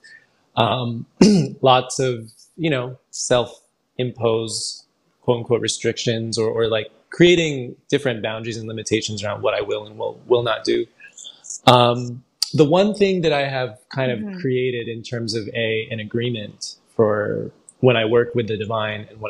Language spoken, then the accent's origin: English; San Francisco, California, United States; I grew up in San Francisco